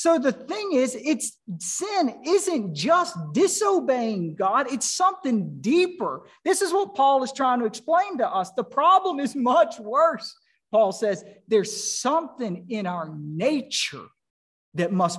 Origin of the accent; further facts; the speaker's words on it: North Carolina, United States; I was born in North Carolina